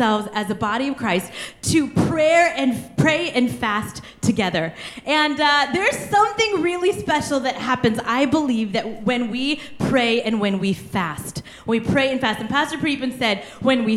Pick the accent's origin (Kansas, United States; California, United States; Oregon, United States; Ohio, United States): Kansas, United States; I'm from Kansas. We love our beef, okay?